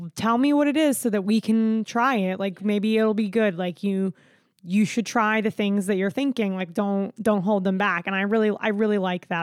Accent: South Florida, United States; moved away; also born or lived in South Carolina; I'm also white and grew up in South Florida

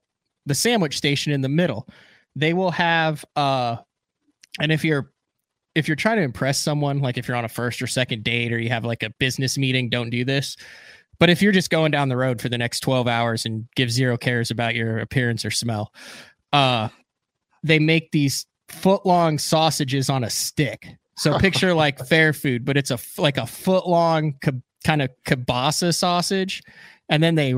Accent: Illinois, United States; now in Oklahoma, United States; I'm a huge Casey's fan growing up in Illinois. They just put a Casey's in Shawnee, Oklahoma down the road.

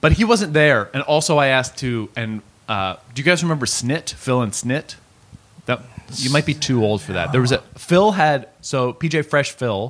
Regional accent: Cambridge, Ontario, Canada; I'm from Cambridge, Ontario.

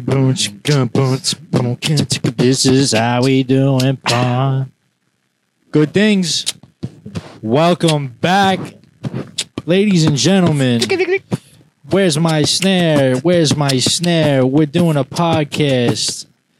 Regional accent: Ronkonkoma, New York, United States; from Ronkonkoma.

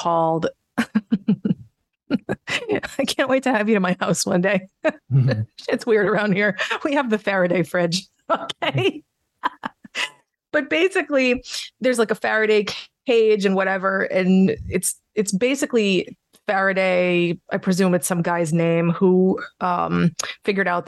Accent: United States; I'm that American

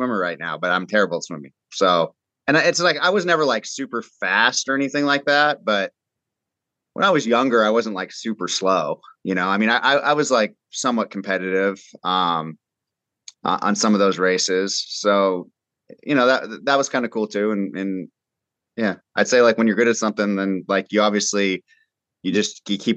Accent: Southern California, United States; I grew up in Southern California

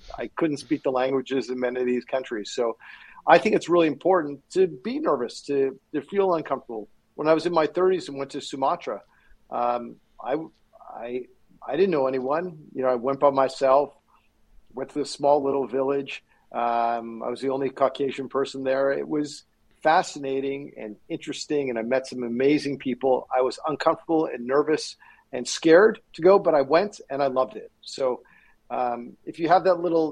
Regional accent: Canada; also born or lived in Chicago, United States (family origin)

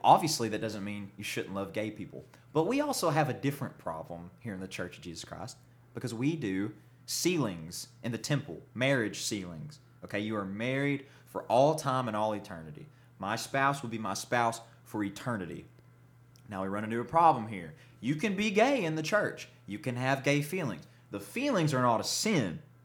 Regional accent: the Bible Belt, United States; Growing up in the Bible Belt, being a member of this faith is awful

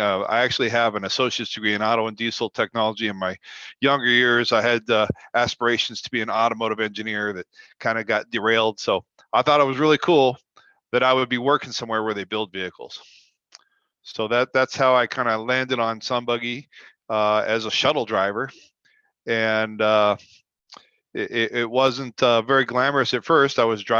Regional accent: Toronto, Ontario, Canada; also born or lived in Florida / California / Colorado / Washington; now in Las Vegas, United States; I've lived in previously Florida, California, Colorado, Washington, Montana, and I'm originally from Toronto, Canada.

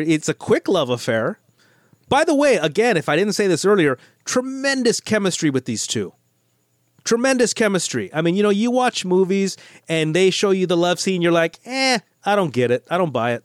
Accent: United States; I'm an American. I grew up in America.

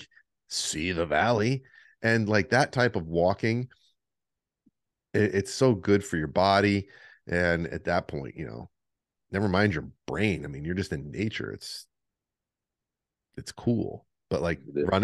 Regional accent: Adirondack Mountains, New York, United States; now in Florida, United States; I grew up hiking in the Adirondack Mountain Range

